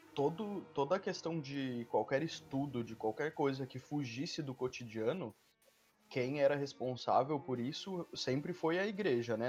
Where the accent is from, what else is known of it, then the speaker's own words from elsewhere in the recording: Santa Catarina, Brazil; eu sou de Santa Catarina